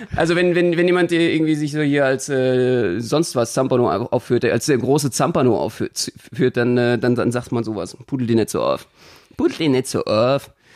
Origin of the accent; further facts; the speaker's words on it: Berlin, Germany; als Berliner